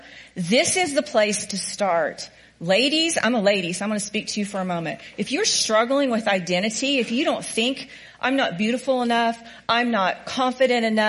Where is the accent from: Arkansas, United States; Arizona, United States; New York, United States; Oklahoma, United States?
Oklahoma, United States; I'm a hick from Oklahoma